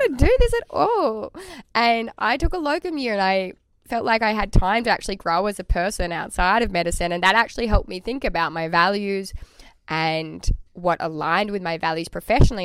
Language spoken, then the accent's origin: English; Tasmania, Australia; I am from Tasmania